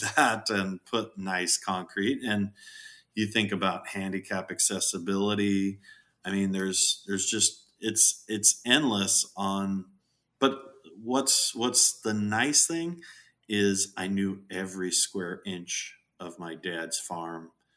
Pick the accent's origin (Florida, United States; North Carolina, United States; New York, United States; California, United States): California, United States; Southern; I was born in Southern California